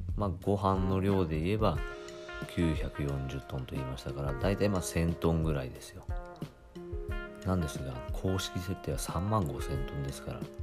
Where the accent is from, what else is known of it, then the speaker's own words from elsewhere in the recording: Kagoshima, Japan; 私鹿児島 出身ですけれど